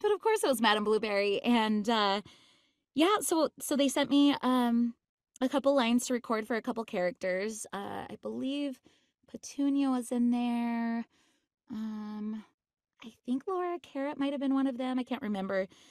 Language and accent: English; Utah, United States; I grew up in Utah